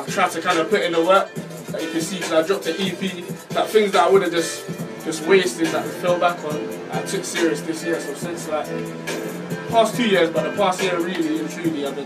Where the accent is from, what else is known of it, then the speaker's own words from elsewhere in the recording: London, United Kingdom; I'm from West London. Country-wise, Caribbean, you know. But obviously, like, growing up in my area and stuff